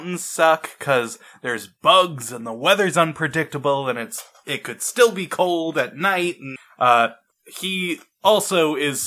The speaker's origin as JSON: {"language": "English", "country": "United States", "said": "I, as an American"}